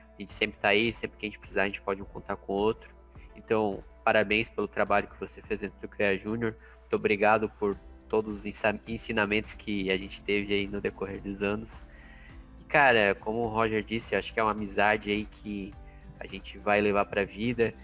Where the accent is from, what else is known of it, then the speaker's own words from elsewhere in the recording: Blumenau, Santa Catarina, Brazil; moved away as an adult; now in Joinville, Brazil; eu vim morar em Joinville, é, eu sou natural de Blumenau